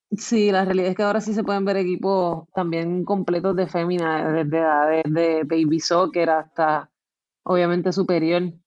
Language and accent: Spanish; San Juan, Puerto Rico; Pues yo nací en San Juan, pero vivo